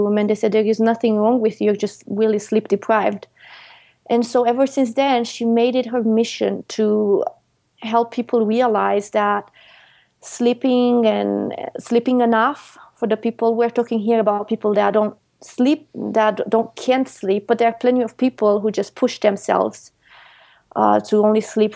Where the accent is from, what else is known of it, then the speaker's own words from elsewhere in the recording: Romania; moved away; I grew up in Europe, in Romania, and I worked at the farm